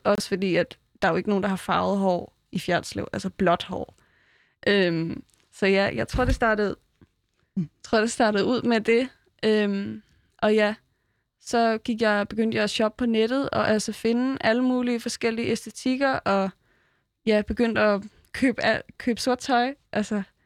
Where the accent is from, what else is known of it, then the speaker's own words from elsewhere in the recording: Fjerritslev, North Denmark Region, Denmark; moved away; jeg var født i Fjerdslev